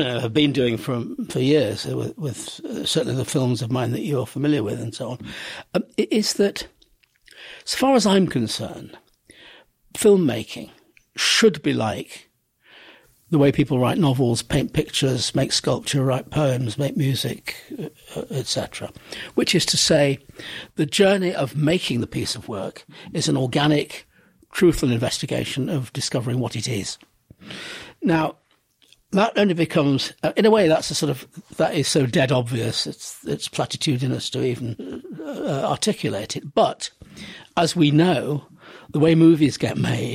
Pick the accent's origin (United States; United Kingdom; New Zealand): United Kingdom; Manchester, North West England; I grew up in Manchester